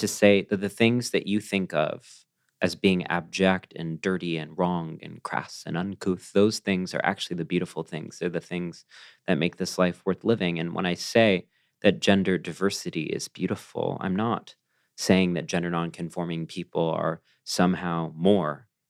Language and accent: English; College Station, Texas, United States; the parts of me that are proud of being a Texan are the parts of me that are part of that legacy of dissent